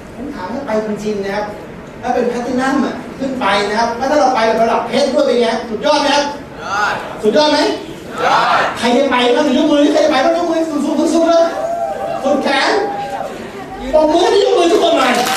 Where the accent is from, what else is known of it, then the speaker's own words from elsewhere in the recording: Thailand; วัดที่บ้านเกิดที่บ้านบางอาจารย์